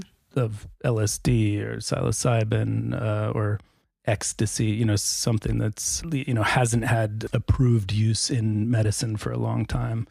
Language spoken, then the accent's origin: English; United States; now in Norway; I'm an American emergency physician